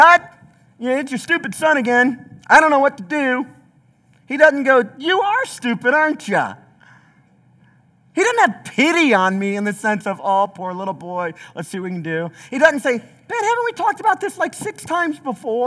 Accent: the South, United States; I'm from the South

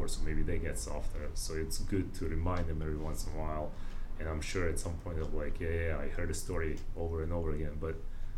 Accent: Bosnia & Herzegovina; now in United States; Bosnians who already know how we succeeded

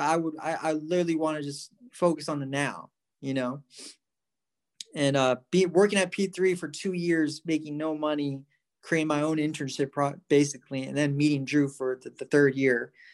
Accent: Santa Barbara, California, United States; coming back home to where I grew up in Santa Barbara

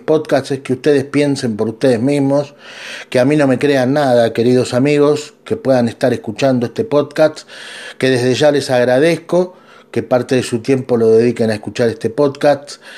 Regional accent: Argentina; yo soy de Argentina

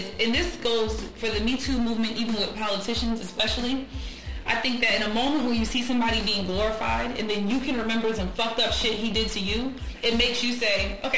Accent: New England, United States; I'm from New England.

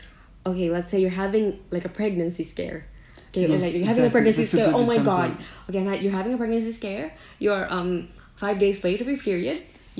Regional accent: Visayas, Philippines; moved away; We have different languages, and this one is a Tagalog language, and I'm from Visaya.

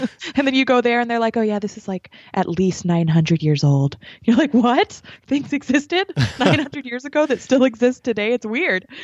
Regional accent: New Mexico, United States; moved away as an adult; now in Las Vegas, United States; I'm originally from New Mexico

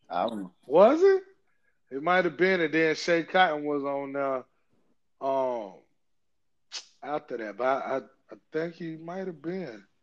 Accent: Georgia, United States; I'm from Georgia. Of course, I, the Superstation. You got to watch. Got to watch the Hawks.

